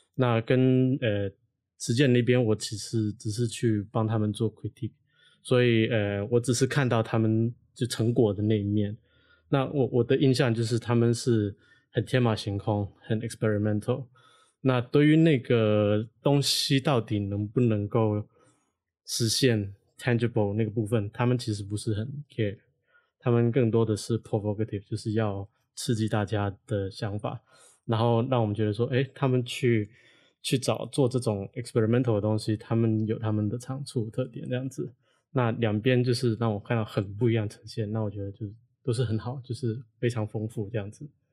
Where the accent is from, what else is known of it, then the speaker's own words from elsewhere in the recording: Hong Kong; now in Taiwan; 我不是台湾的学校出来的学生嗯。因为我是香港人嘛